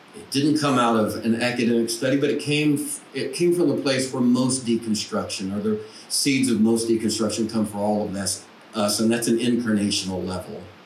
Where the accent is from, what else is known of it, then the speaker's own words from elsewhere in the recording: Paragould, Arkansas, United States; now in Nashville, United States; I grew up in Paragould